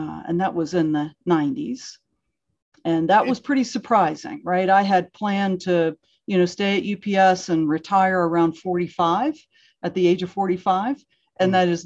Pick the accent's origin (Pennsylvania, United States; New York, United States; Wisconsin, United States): Pennsylvania, United States; Pittsburgh; also born or lived in Pontiac, Michigan; I mostly grew up outside of Pittsburgh